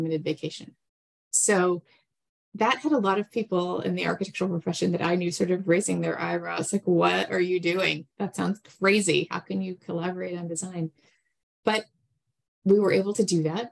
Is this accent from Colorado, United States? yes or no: no; Texas, United States; moved away as an adult; also born or lived in New England / New York City; I was born in Texas, and then I went to college in New England, actually at Tufts, but decided I wanted to go back to my home state to study architecture